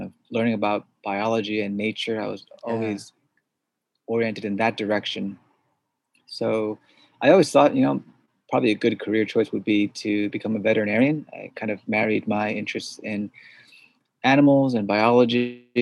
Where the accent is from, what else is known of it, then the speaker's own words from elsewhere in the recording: suburbs of New York City, United States; first language Korean; English is a second language; grew up in the suburbs of New York City